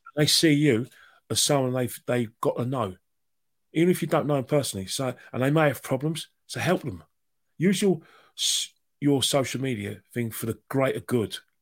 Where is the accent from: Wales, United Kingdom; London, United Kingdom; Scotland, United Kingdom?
London, United Kingdom; growing up in North London